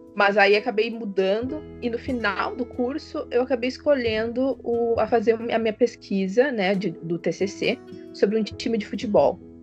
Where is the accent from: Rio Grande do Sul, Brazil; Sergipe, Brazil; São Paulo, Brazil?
Rio Grande do Sul, Brazil; Pelotas; moved away as an adult; also born or lived in Santa Maria; now in Florianópolis, Brazil; Eu, eu sou natural de Pelotas, Rio Grande do Sul.